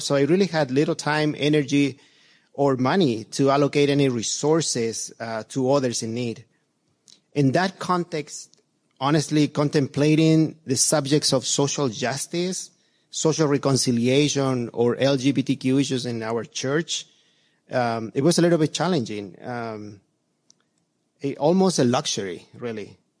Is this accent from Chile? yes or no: yes; Chile; moved away as an adult; now in United States; I was born and raised in Chile, and um, only later in life I came to the, the United States